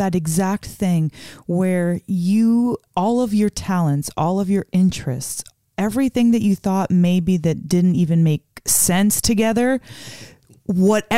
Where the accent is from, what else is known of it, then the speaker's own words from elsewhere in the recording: Las Vegas, Nevada, United States; We're from Vegas, you know, where it's about shows and performing.